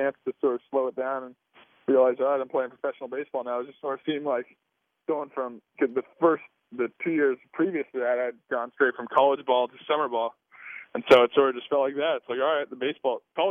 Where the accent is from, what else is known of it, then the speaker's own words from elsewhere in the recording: Southern California, United States; I'm from Southern California. I grew up just going down to the beach and surfing